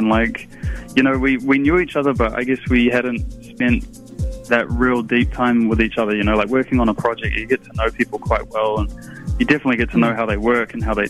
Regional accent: Auckland, New Zealand; I am an artist from Tamaki Makaurau.

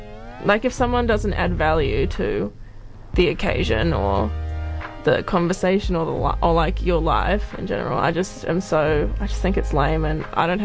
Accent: Auckland, New Zealand; born there; also born or lived in Singapore / Australia; But I've lived in Australia as well, and I was born in Auckland.

